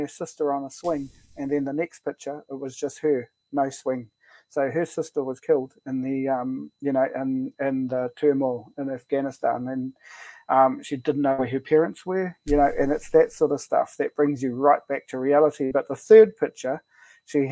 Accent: Tauranga, Bay of Plenty, New Zealand; I grew up around my nan in Koro, so I was born in Tauranga, grew up around my nan in Koro

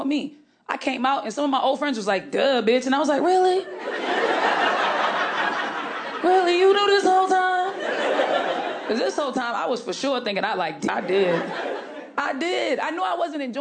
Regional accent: Boston, Massachusetts, United States; I'm from Boston

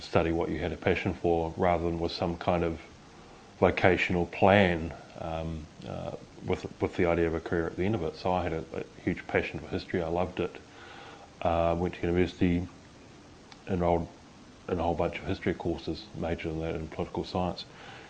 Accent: Christchurch, Canterbury, New Zealand; I grew up in Christchurch, big working class Irish Catholic family

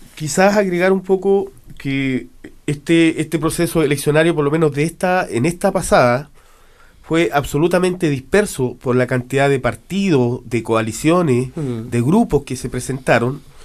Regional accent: Chile; moved away; nos afecta como chilenos

